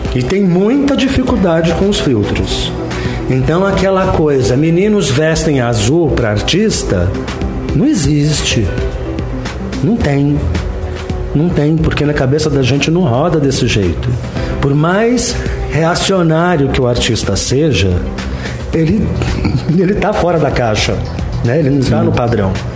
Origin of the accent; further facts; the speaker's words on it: São Paulo, Brazil; moved away as an adult; also born or lived in London; eu sou da Vila Mariana